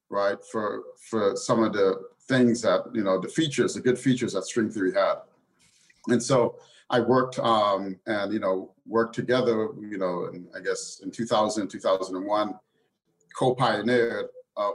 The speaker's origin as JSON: {"language": "English", "town": "New York City", "region": "New York", "country": "United States", "tie": "born or raised there", "said": "I grew up in the inner city, and I grew up, you know, out in New York City's great public school system"}